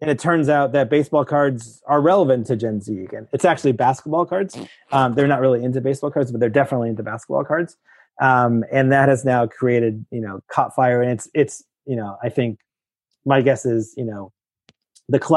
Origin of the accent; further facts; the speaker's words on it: Petaluma, California, United States; I grew up in San Francisco or in a place called Petaluma, which is north of San Francisco